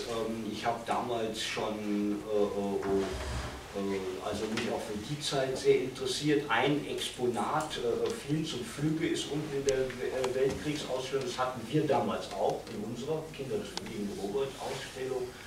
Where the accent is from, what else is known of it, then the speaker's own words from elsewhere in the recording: Cologne, North Rhine-Westphalia, Germany; aber ich wollte damals meiner alten Heimat Köln nicht untreu werden